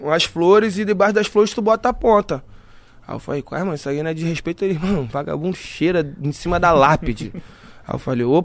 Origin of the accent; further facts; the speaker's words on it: Mexico; Sou mexicano. É, habla comigo, papo, que passa?